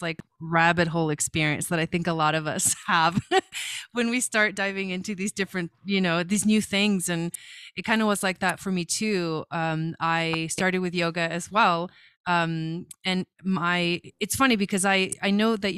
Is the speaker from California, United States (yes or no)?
yes; Los Angeles, California, United States; moved away as an adult; also born or lived in Argentina / Boulder, Colorado; I was born in Argentina, so I'm from Argentina, but I came to the US to California when I was like 7. And so I kind of pretty much grew up in California in the Los Angeles area